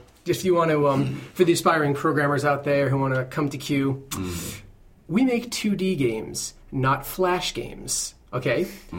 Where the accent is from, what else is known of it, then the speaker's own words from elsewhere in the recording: New Jersey, United States; slow it down a little bit, because I'm from Jersey. We don't do that, like Florida.